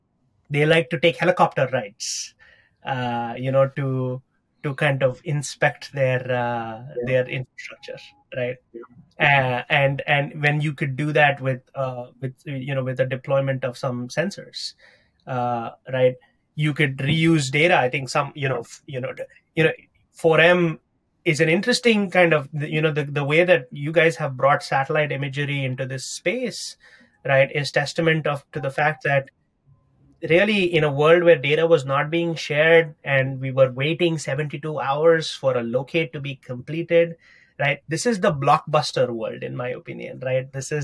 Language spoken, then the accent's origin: English; New York City, New York, United States; Of course, you know, as a New Yorker, I will say that I'm waiting in a line is the worst thing that you could ask any New Yorker.